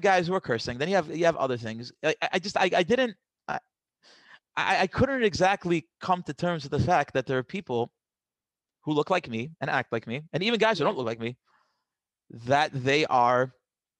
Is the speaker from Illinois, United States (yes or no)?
no; New York City, New York, United States; I grew up in Queens